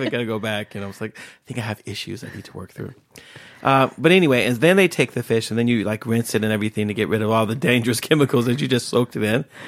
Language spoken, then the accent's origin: English; Bay Area, Northern California, United States; moved away as an adult; now in Sweden; I grew up in California, in Northern California, where, in, in, in the Bay Area